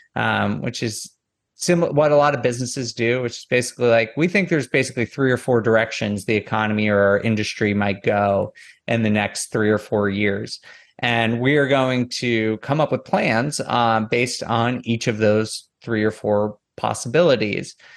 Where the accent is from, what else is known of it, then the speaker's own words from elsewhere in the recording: Northeast, United States; moved away; I'm from the Northeast originally